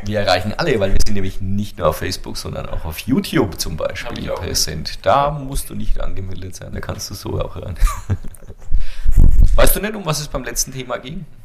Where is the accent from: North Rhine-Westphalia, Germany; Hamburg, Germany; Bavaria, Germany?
Bavaria, Germany; als Franke